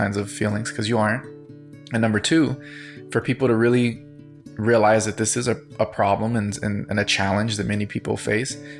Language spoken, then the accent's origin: English; United States; as a Latino growing up in the United States